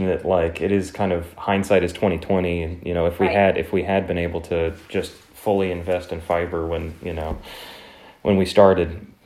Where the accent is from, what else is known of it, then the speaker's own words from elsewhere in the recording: the South, United States; I'm from the South